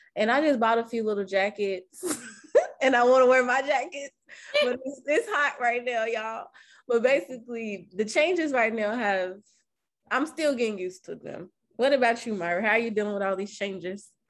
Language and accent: English; Kentucky, United States; now in Los Angeles, United States; I'm from Kentucky